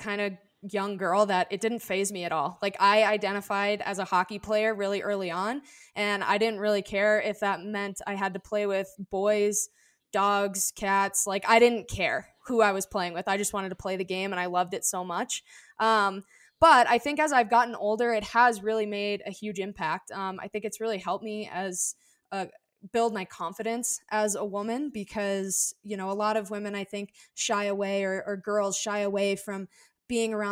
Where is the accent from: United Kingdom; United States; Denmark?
United States; Arizona; here in Arizona when I was younger